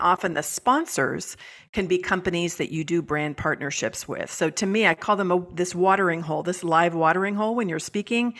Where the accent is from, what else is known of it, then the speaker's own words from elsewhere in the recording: San Francisco Bay Area, California, United States; moved away; I'm originally from California, from the San Francisco Bay Area.